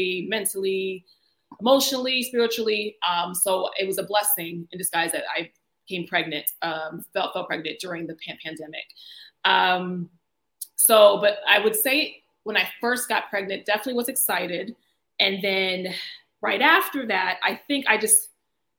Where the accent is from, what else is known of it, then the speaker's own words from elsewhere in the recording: Virginia, United States; moved away as an adult; also born or lived in South Carolina / North Carolina / Washington, D.C.; now in Abu Dhabi, United Arab Emirates; So I'm originally from South Carolina, but also grew up in Virginia.